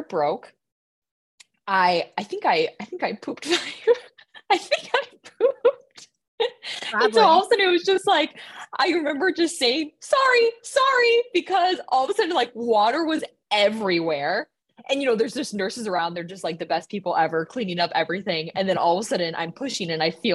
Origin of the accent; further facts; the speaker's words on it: Minnesota, United States; accent: Minnesota; I let my Minnesota accent come out there.